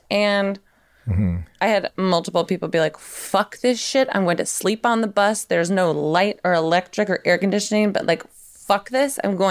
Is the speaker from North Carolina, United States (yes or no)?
no; Tennessee, United States; So I'm like from Tennessee. I should know this. And I used to go from Tennessee to Indiana all the time